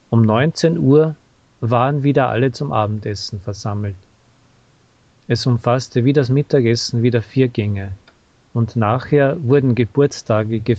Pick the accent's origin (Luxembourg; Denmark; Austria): Austria; Aber für mich als Österreicher auch die Bierfabrik, die im 19. Jahrhundert von einem österreichischen Unternehmer aufgebaut worden war.